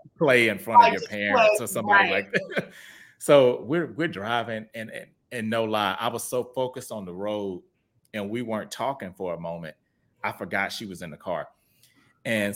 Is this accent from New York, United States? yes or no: no; Houston, Texas, United States; moved away as an adult; now in Dallas, United States; I'm from Houston originally